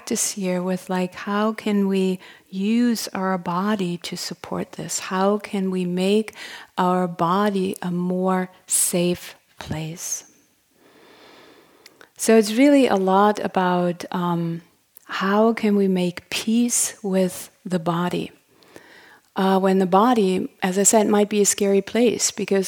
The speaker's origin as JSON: {"language": "English", "country": "Germany", "also_born_or_lived": "Berlin", "accent": "German", "second_language": "English", "moved": "as an adult", "lives_now": "United States", "said": "I'm from Germany originally. You probably figured that out by my accent."}